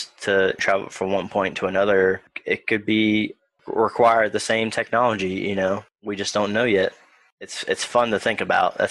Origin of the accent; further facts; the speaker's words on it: Beckley, West Virginia, United States; I was born in Beckley, West Virginia